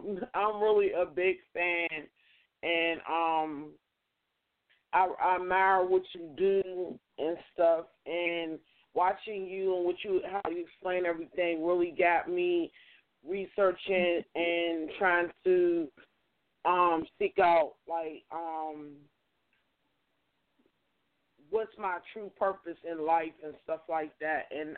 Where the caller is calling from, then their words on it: Pittsburgh, Pennsylvania, United States; I'm calling from Pittsburgh.